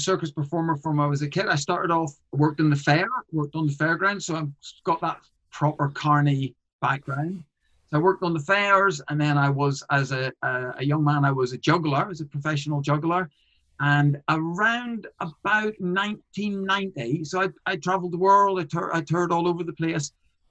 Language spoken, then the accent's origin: English; Northern Ireland, United Kingdom; I am a comedian from Northern Ireland.